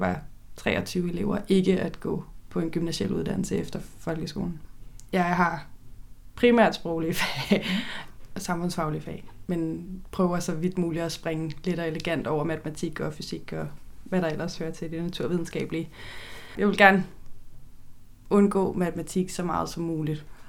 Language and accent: Danish; Køge, Zealand, Denmark; jeg er vokset op i Køge